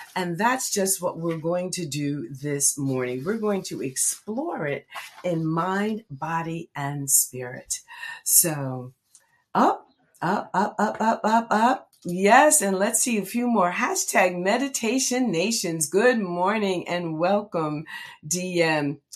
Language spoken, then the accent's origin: English; Red Bank, New Jersey, United States; Red Bank is in the house, my hometown